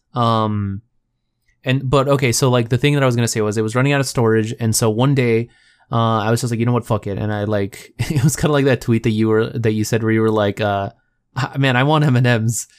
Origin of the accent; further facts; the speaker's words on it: Texas, United States; I'm from Texas